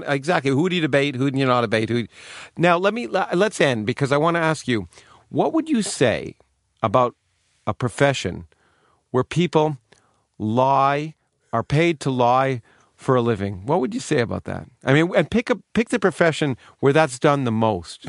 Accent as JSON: {"language": "English", "country": "Canada", "tie": "born or raised there", "also_born_or_lived": "Australia", "moved": "yes", "lives_now": "United States", "said": "I grew up in Canada"}